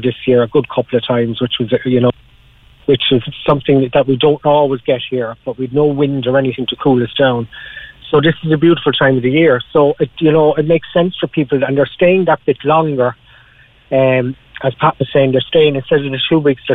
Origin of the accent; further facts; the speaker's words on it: Ireland; moved away as an adult; I got out of Ireland 5.5 years ago, nearly 6 years ago